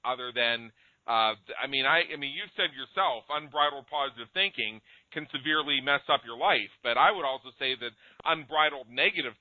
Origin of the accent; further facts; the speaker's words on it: Pittsburgh, Pennsylvania, United States; moved away as an adult; I was born and raised in the Pittsburgh, Pennsylvania area, and lived the first 10, 15 years of my adult life there.